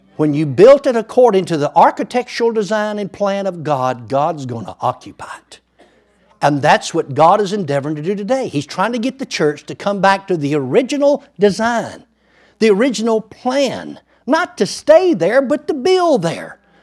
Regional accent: Muskogee County, Georgia, United States; also born or lived in Wagoner County, Oklahoma; now in Oklahoma, United States; I was born in Muskogee County, Georgia

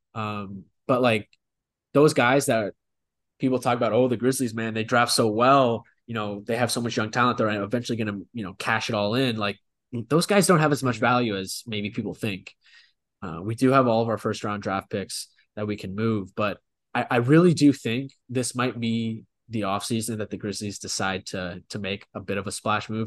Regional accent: Memphis, Tennessee, United States; we're both from Memphis

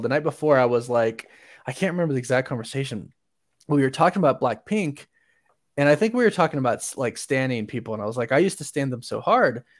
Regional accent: Orlando, Florida, United States; born or raised there; now in Utah, United States

